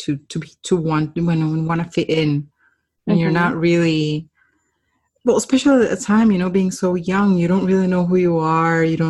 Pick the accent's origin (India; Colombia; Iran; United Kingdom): Colombia; moved away; I grew up in Colombia